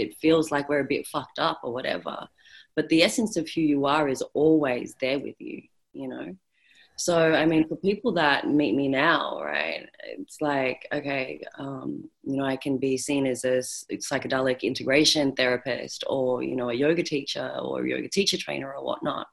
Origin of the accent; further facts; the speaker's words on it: Australia; accent: Australian; so I am Australian, or Australian born, if you can't by my accent